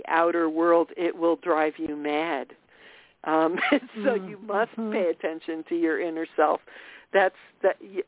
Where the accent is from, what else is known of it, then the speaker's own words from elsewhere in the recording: Austria; now in Massachusetts, United States; I was born in Austria